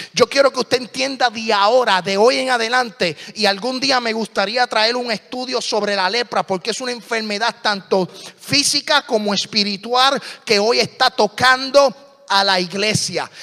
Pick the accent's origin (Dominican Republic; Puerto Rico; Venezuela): Puerto Rico; hablo muy rápido, pero soy puertorriqueño.